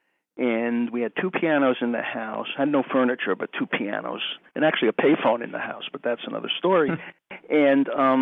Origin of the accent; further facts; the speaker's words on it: outside New York City, United States; I grew up outside New York City, and I used to go into Manhattan School of Music on the weekends